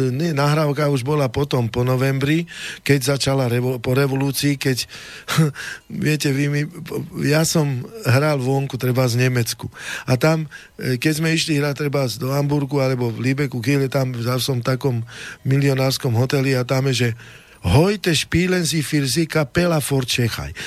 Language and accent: Slovak; Oslany area, Rudno valley, Nitra region, Trenčín Region, Slovakia; ja som chlapec z dediny, z Oseči, z takej krásnej oblasti Nitrianskej Rudno, e, Rudňanská dolina pod stražovskou hornatinou